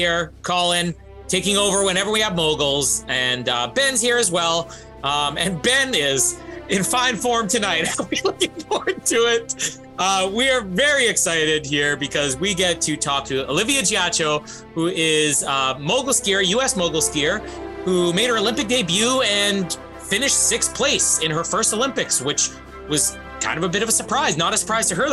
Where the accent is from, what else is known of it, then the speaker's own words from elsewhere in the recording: Canada; I'm Canadian